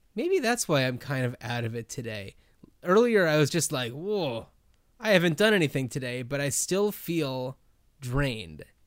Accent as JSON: {"language": "English", "region": "New Jersey", "country": "United States", "tie": "born or raised there", "also_born_or_lived": "Los Angeles", "moved": "yes", "lives_now": "Portland, United States", "said": "I grew up in New Jersey"}